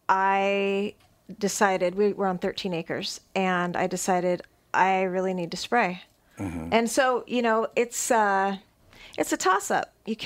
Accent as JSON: {"language": "English", "region": "California", "country": "United States", "also_born_or_lived": "Illinois / Connecticut", "said": "Well, when I very first moved here, we came from Connecticut. We were in Connecticut for 7 years. I'm originally a California girl. Then we lived in Illinois for 14."}